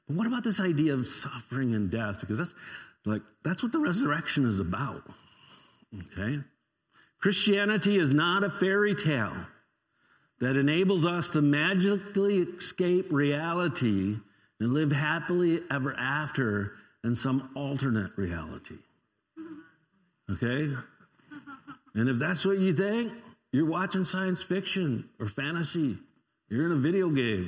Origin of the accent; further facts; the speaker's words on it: United States; I don't try to pretend not to be an American when I'm in other places because everybody would know it